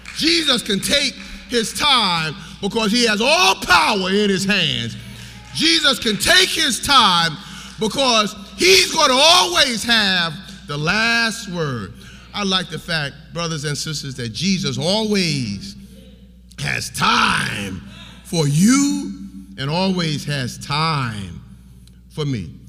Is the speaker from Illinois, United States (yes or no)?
no; New York, United States; I'm from New York